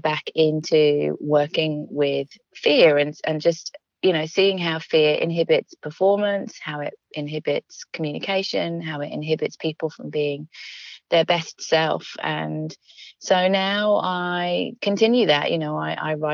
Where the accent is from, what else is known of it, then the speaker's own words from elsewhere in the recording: London, United Kingdom; also born or lived in Manchester; I grew up in London